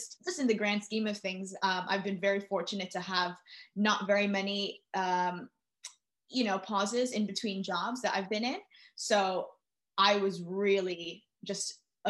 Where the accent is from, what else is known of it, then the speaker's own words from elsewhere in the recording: New York City, New York, United States; moved away as an adult; now in London, United Kingdom; I'm originally from New York City. I was born and raised there. I moved to London